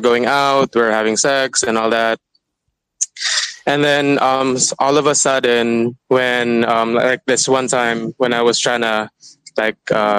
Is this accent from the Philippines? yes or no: yes; Manila, Metro Manila, Philippines; moved away as an adult; now in Kuala Lumpur, Malaysia; I'm currently in Malaysia. I'm from Manila.